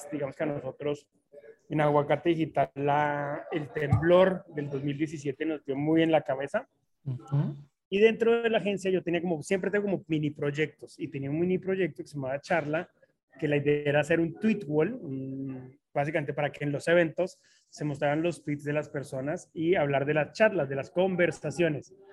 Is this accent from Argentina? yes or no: no; Colombia; now in Mexico; Pues sí, ya, ya soy más mexicano que colombiano.